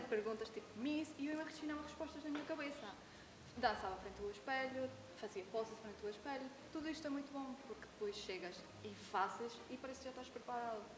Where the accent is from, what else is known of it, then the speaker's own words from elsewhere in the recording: Venezuela; moved away as an adult; now in Madeira, Portugal; não gostavam de mim, porque era venezuelana